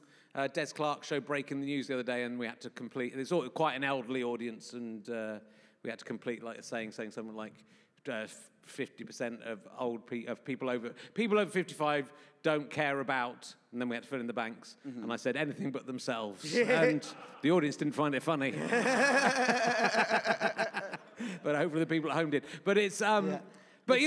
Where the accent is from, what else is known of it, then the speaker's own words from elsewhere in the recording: Yorkshire and the Humber, United Kingdom; moved away; also born or lived in Somerset; I was born in Yorkshire